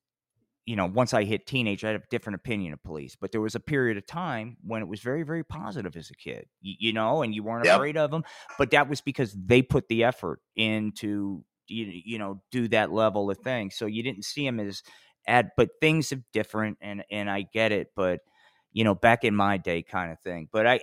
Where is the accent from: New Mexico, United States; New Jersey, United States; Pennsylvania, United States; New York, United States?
New Jersey, United States; growing up in Jersey.